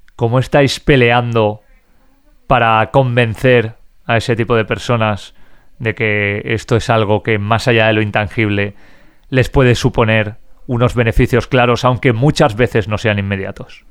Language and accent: Spanish; Spain; en España tenemos una cultura